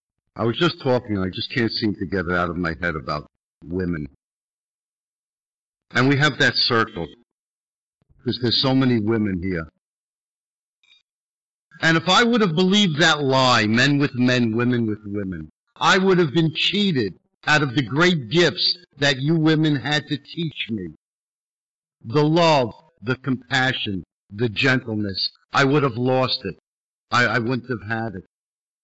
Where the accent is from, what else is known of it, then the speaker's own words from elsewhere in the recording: New York City, New York, United States; I'm from Brooklyn